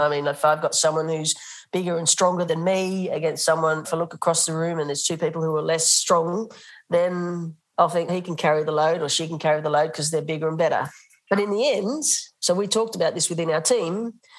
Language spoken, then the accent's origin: English; Australia; moved away as an adult; now in Netherlands; When I moved to Holland, I was coaching as an Australian